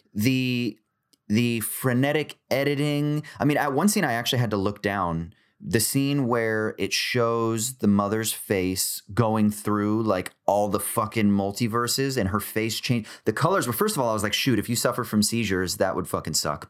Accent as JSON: {"language": "English", "country": "United States", "said": "I'm American"}